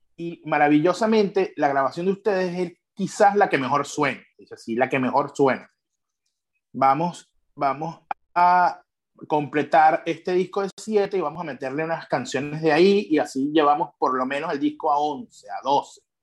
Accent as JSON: {"language": "Spanish", "region": "eastern Venezuela", "country": "Venezuela", "said": "nosotros éramos, somos de Oriente"}